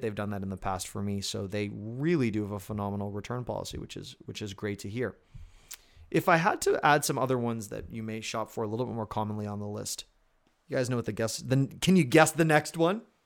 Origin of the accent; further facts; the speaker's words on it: Canada; I'm Canadian